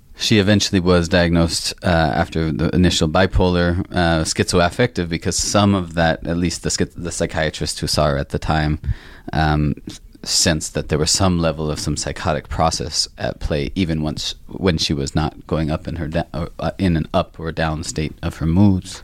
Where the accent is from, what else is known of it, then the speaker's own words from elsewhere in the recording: the northwest of the United States, Pacific Northwest, United States; I grew up in the States, in the northwest part of the country